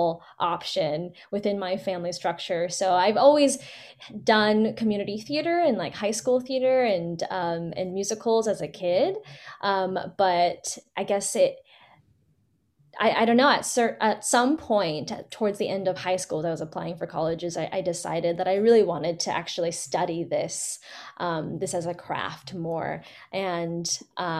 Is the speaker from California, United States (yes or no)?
yes; Fremont, California, United States; Born and raised in the Bay, actually, in Fremont.